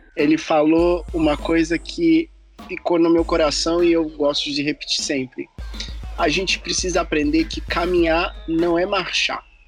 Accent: Juiz de Fora, Minas Gerais, Brazil; now in Germany; lá da minha, da Juiz de Fora, lá da minha cidade

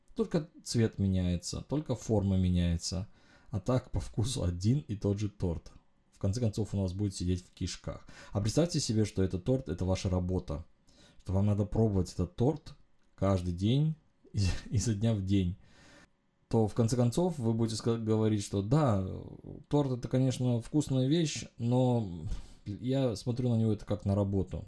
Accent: Uzbekistan; я родился в Узбекистане э, во времена конца Советского Союза. Мы жили в стране

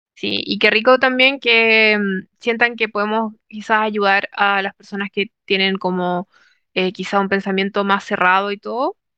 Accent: Chile; moved away as an adult; yo, por ejemplo, crecí en Chile, toda mi vida en Chile

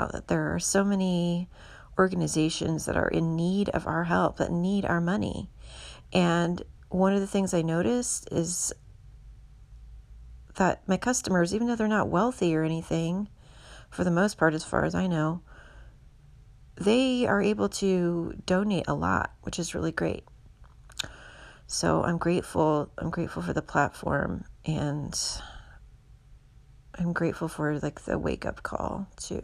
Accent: Houston, Texas, United States; now in San Francisco, United States; Harris County is the county that I'm from in Houston

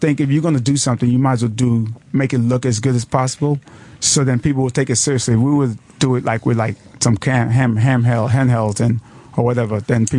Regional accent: New York City, New York, United States; I grew up in Brooklyn, East New York. Yeah. My family came to America about, I think, like 62, I can't remember, before I was born.

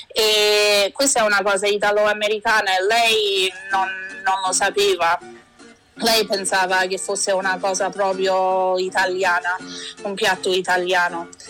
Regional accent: Vancouver, British Columbia, Canada; also born or lived in Sperlonga, Lazio, Italy (parents' origin); sono nata e cresciuta qui a Vancouver

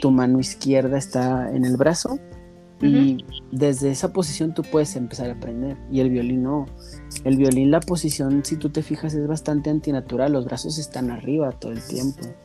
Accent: Ciudad Juárez, Chihuahua, Mexico; moved away as an adult; now in Denver, United States; Yo soy originario de Ciudad Juárez, Chihuahua

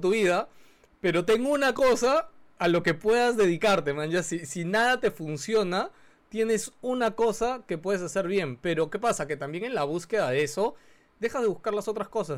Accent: Peru; La cultura peruana también es mucho de eso, o sea, nuestros padres

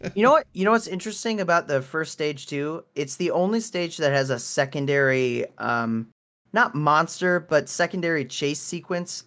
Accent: Wisconsin, United States; moved away; I am from Wisconsin

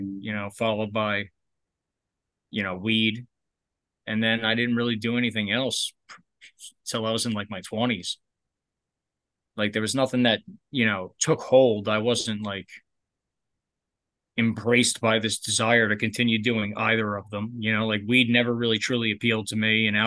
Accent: North Bergen, New Jersey, United States; also born or lived in Barnegat, New Jersey; I grew up in I'm from North Jersey originally. I'm from North Bergen, but we moved to a town called Barnegat when I was like 11, 12 years old

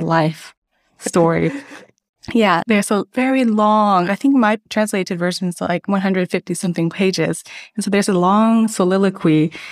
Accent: United States; moved away as an adult; now in Hanover, Germany; I was born and raised in the United States

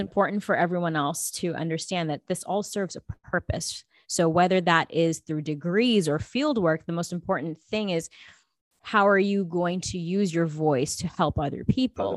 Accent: Los Angeles, California, United States; also born or lived in New Delhi, India; I was born in New Delhi and I immigrated in Los Angeles when I was about two and a half, three years old

